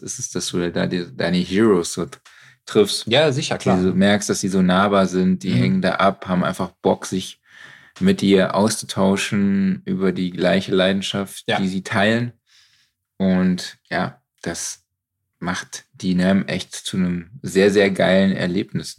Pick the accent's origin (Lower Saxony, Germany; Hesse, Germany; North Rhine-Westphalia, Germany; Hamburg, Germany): North Rhine-Westphalia, Germany; Cologne; als Kölner